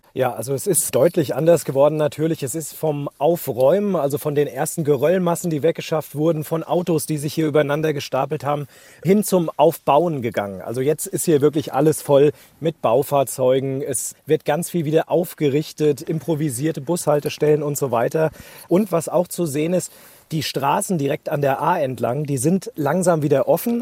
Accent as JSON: {"language": "German", "region": "Hesse", "country": "Germany", "said": "bei uns in Hessen"}